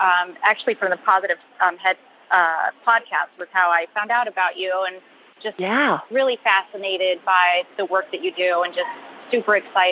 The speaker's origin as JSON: {"language": "English", "town": "Charlotte", "region": "North Carolina", "country": "United States", "said": "I'm calling you from the LaGuardia Airport, but I'm from Charlotte"}